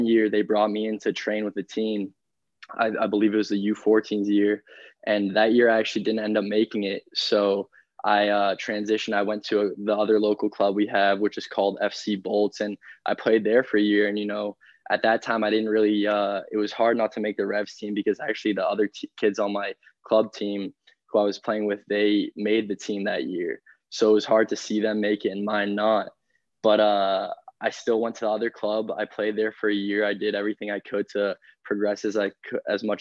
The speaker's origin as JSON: {"language": "English", "town": "Boston", "region": "Massachusetts", "country": "United States", "tie": "born or raised there", "also_born_or_lived": "Michigan / St. Louis", "moved": "as an adult", "said": "born and raised in Boston"}